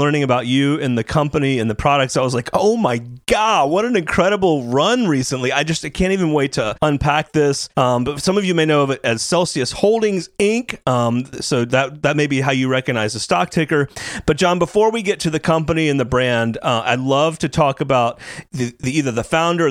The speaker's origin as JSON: {"language": "English", "town": "Tampa", "region": "Florida", "country": "United States", "tie": "born or raised there", "said": "I grew up in Tampa"}